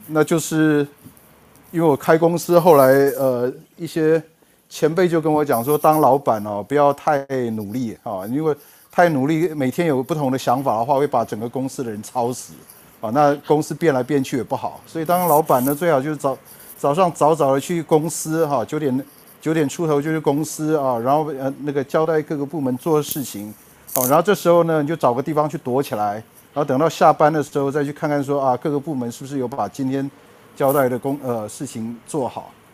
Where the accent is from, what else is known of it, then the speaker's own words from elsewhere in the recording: Taiwan; also born or lived in United States; 在一九八七年毕业于台大资讯工程系， 然后，呃，当完两年兵以后到美国布朗大学念博士，在一九九五年拿到，呃，布朗大学的 computer science 的 P H D， 然后我到，呃，I B M 的 Teacher Watson Research Center 工作了一年，啊，然后就回到台湾